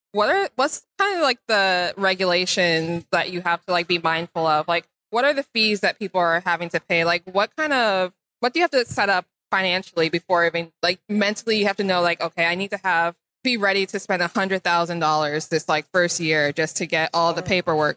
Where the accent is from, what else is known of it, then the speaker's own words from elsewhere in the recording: Chicago, Illinois, United States; I am originally from Chicago